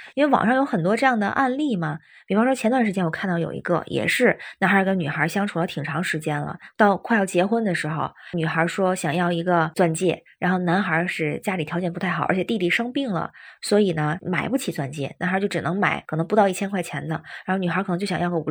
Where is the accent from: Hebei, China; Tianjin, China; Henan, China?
Tianjin, China; now in Beijing, China; 我是天津人，现在北京